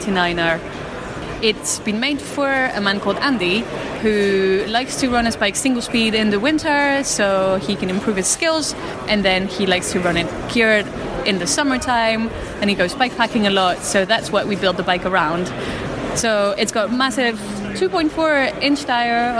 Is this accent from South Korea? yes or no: no; Belgium; I come from Belgium and I make Mercury bikes